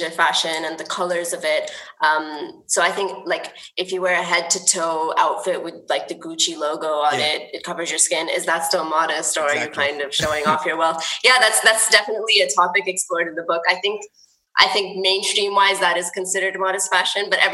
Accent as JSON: {"language": "English", "region": "California", "country": "United States", "tie": "born or raised there", "moved": "yes", "said": "I grew up in the States, in California"}